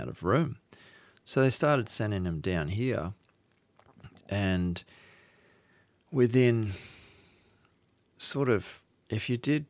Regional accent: Australia; we're from Australia

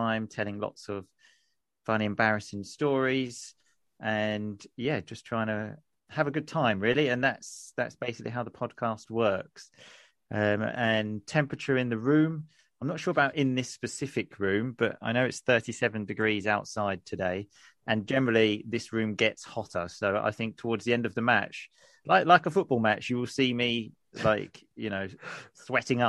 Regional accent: Essex, East of England, United Kingdom; moved away as an adult; now in Sicily, Italy; And I'm from England. I'm originally from Essex, but I currently live in Sicily

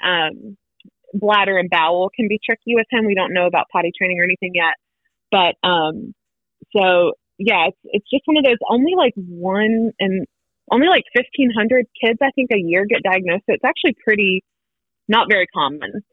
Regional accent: Wilmington, North Carolina, United States; moved away as an adult; now in Winston-Salem, United States; I was born and raised in Wilmington, met my husband in Wilmington

